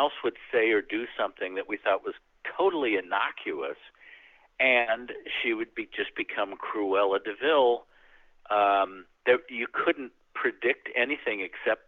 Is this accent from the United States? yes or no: yes; Midwest, United States; also born or lived in New York; now in Los Angeles, United States; we grew up in the Midwest